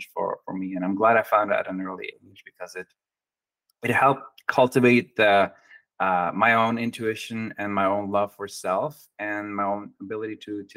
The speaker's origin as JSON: {"language": "English", "region": "Oslo", "country": "Norway", "tie": "born or raised there", "also_born_or_lived": "Oregon / New Mexico", "second_language": "English", "moved": "as an adult", "lives_now": "San Diego, United States", "said": "I was born and raised in Oslo, Norway. And at the age of 21, I moved to the United States"}